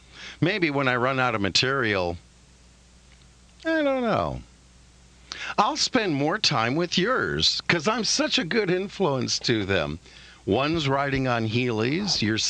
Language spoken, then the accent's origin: English; California, United States; I know I'm from South Orange County, where everyone is a step closer to heaven, but seriously.